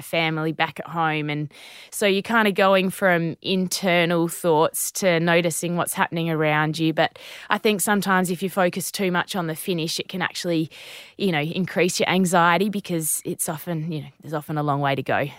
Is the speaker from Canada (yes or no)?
no; Naracoorte, South Australia, Australia; I grew up in Narracort in the southeast of South